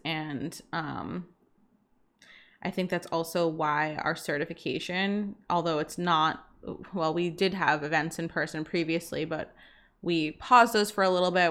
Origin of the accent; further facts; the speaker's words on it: Boston, Massachusetts, United States; now in Bermuda; I'm from Boston, and we used to go back to Boston, like, once a month from Bermuda